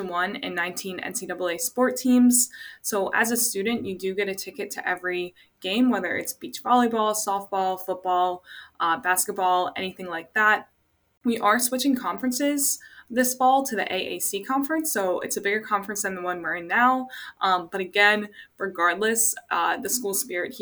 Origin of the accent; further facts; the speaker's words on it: Maryland, United States; moved away as an adult; now in Boca Raton, United States; I'm originally from Maryland. I came down here